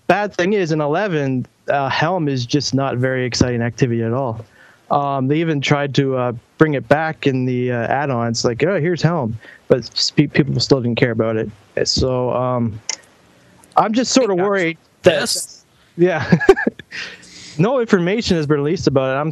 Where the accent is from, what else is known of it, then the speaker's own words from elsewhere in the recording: Canada; I'm from Canada